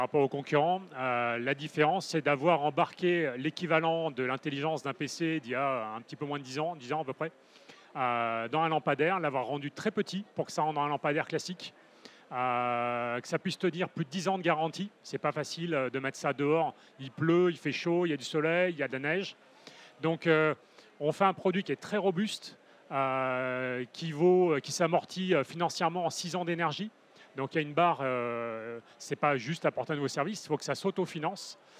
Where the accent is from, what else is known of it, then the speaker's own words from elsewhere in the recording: Paris, Île-de-France, France; moved away as an adult; now in Toulouse, France; j'étais parisien, j'ai quitté Paris à l'arrivée du troisième parce que je saturais dans le contexte urbain ultra dense hein, pour rejoindre Toulouse.